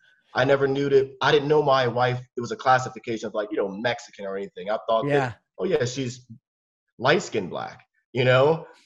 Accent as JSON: {"language": "English", "country": "Germany", "tie": "born there", "said": "I was born in Germany"}